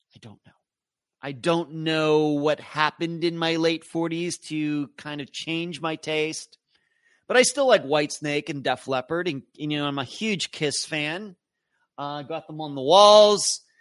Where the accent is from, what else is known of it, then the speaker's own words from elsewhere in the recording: Western Pennsylvania, United States; growing up in Western Pennsylvania.